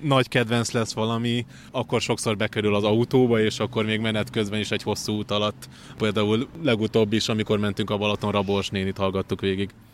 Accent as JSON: {"language": "Hungarian", "town": "Veszprém", "region": "Veszprém County", "country": "Hungary", "tie": "born or raised there", "moved": "yes", "said": "Én kisvárosban nőttem fel, ahol egy színház volt"}